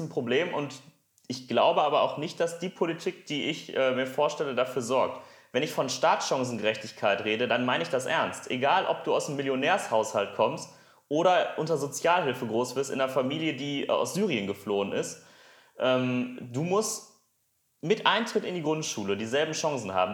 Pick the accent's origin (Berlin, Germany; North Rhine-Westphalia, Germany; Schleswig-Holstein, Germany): North Rhine-Westphalia, Germany; Essen; Ich komme aus Essen.